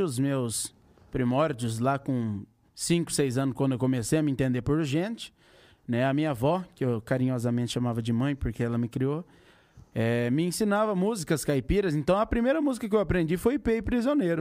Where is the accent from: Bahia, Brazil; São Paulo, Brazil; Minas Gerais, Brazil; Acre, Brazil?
São Paulo, Brazil; interior of; also born or lived in Buritama; eu sou do mais do interior ainda